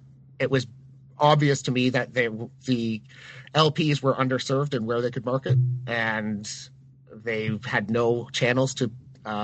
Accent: Barrie, Ontario, Canada; moved away; also born or lived in Huntsville, Ontario; I grew up in Barrie.

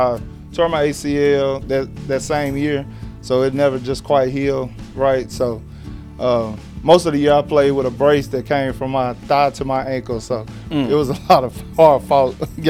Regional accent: Leighton, Alabama, United States; I graduated in 2007. I'm born and raised Leeton.

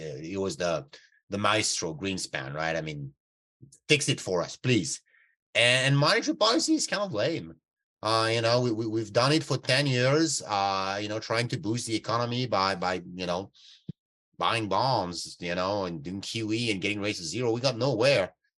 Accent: Canada; Yeah, and I'm a Canadian guy, you know.

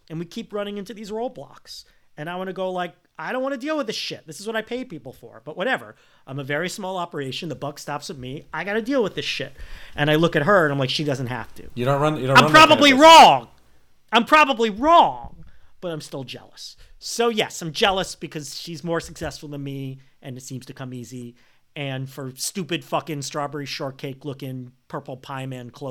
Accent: United States; I'm an American who speaks

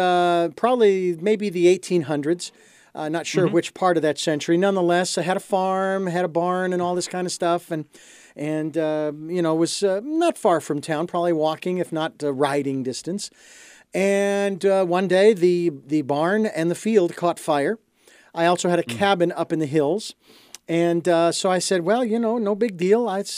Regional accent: Phoenix, Arizona, United States; I was born and raised in Phoenix, Arizona, in the heart of suburbia

